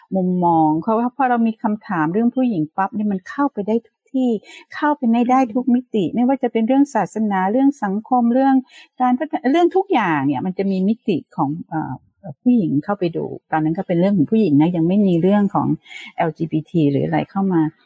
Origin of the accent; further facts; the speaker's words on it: Bangkok, Thailand; also born or lived in Madison, Wisconsin; เกิดในกรุงเทพเป็นคนกรุงเทพเป็นคนชนชั้นกลาง